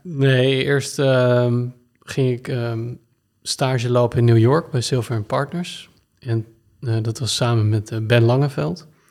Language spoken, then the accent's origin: Dutch; Blaricum, North Holland, Netherlands; also born or lived in Naarden; Ik ben geboren in Naarden, in het ziekenhuis. En ik ben opgegroeid in uh, Blarikum.